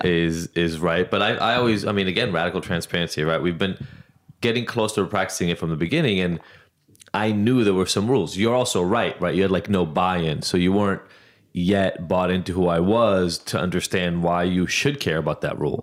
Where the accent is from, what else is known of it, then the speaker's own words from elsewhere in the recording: Israel; moved away; I grew up in Israel